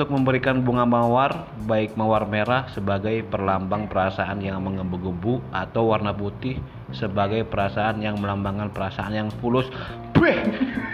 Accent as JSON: {"language": "Indonesian", "town": "Bandung", "region": "West Java", "country": "Indonesia", "said": "Taunya gue anak Bandung."}